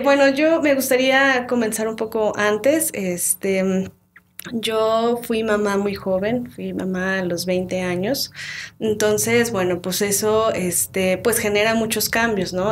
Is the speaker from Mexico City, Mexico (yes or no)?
no; Tlaxcala, Mexico; also born or lived in Huamantla; yo soy originaria de, Tlaxcala, nací en Tlaxcala, sin embargo, este, mi familia es de Huamantla